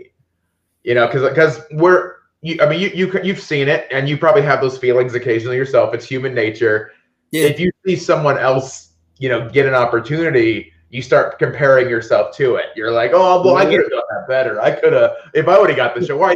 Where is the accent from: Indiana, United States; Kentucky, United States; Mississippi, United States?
Indiana, United States; Northwest; My hometown was maybe 3,000 people, little town in Northwest Indiana.